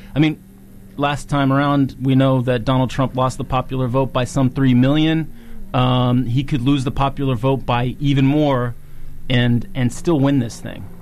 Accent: Virginia, United States; Virginia is now so that's my my home state

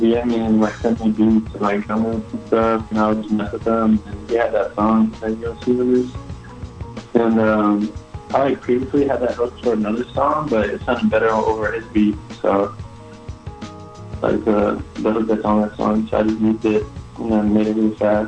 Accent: United States; Both my parents are from Mexico, so they were always playing it. And then I grew up here in America

